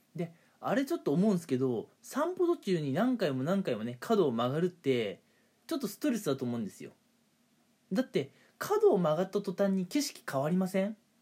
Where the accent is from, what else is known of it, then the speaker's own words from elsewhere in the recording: Hokuriku, Japan; 私はね北陸出身北陸育ちなんですけれども